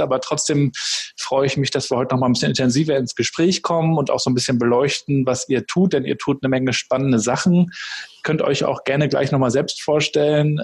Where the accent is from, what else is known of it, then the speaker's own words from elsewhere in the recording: Mecklenburg-Vorpommern, Germany; Bei uns in Mecklenburg-Vorpommern